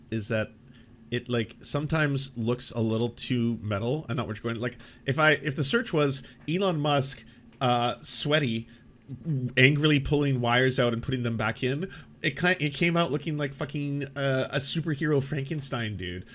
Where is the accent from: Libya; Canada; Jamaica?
Canada; I'm a Canadian